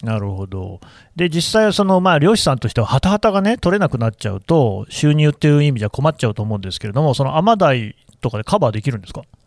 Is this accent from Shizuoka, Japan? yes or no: no; Nagoya, Aichi, Japan; moved away as an adult; also born or lived in Kanazawa; 出身は名古屋なんで、ずっとこう太平洋側にいた